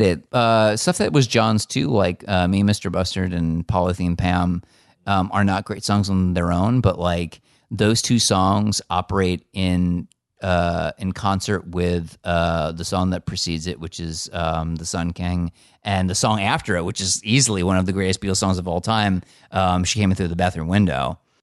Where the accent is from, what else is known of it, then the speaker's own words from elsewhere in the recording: United States; I grew up in America